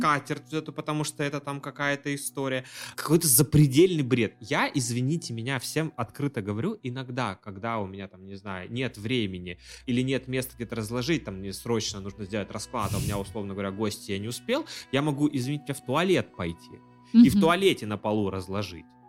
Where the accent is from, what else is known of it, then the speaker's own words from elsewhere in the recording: Yakutia, Sakha Republic, Russia; я из Якутии